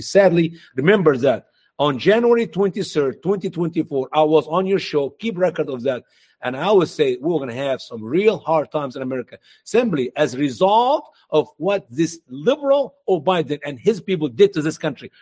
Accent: Egypt; now in United States; in my home country, Egypt

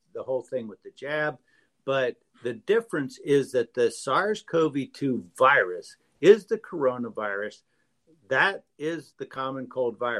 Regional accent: Peru; moved away; I grew up in Peru

